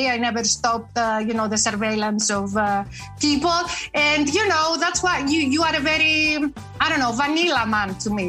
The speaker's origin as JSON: {"language": "English", "country": "Greece", "said": "I'm from Greece. We're both Balkan women."}